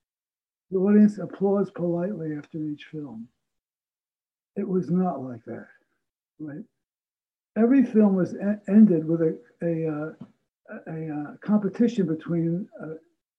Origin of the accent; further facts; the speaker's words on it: New Jersey, United States; New Jersey. Okay. You know, about a half an hour outside of Manhattan